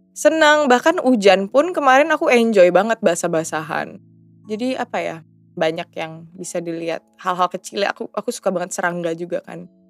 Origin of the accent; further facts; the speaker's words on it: Indonesia; born there; Beruntung sih aku lahir di Indonesia